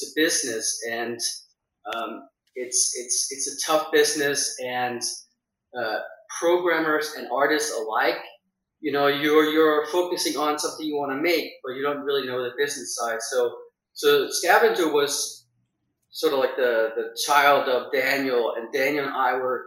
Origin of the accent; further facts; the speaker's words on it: Denmark; moved away as an adult; now in United States; So I'm Danish. I was born in Denmark, grew up there until I was 20, and then I left for America